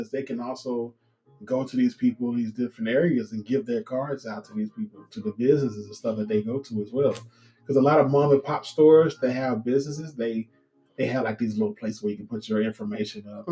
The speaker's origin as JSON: {"language": "English", "region": "Mississippi", "country": "United States", "moved": "yes", "lives_now": "Las Vegas, United States", "said": "I love Mississippi. I'm from Mississippi. I'm a Mississippi boy"}